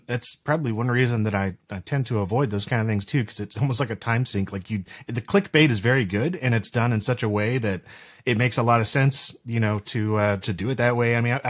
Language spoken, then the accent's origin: English; North Carolina, United States; also born or lived in St. Lucia; I'm from North Carolina originally, and then I've kind of moved around a bit to some, you know, different places within the state. Like I said, in the Caribbean for a while, actually in St. Lucia, and then came back here